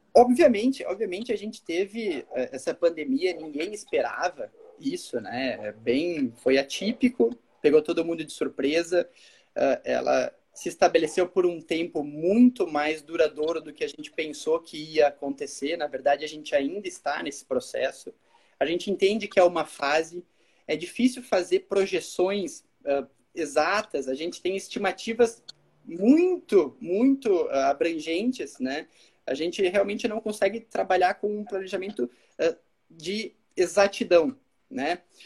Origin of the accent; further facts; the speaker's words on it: Caxias do Sul, Rio Grande do Sul, Brazil; also born or lived in Braga, Portugal; Eu sou formado pela UX, eu sou de Caxias